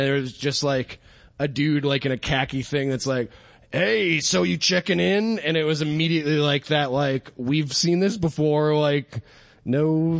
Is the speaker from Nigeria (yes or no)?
no; New Hampshire, United States; growing up in New Hampshire, there was, a huge nudist colony kind of thing by Lee, New Hampshire, by the Lee Speedway.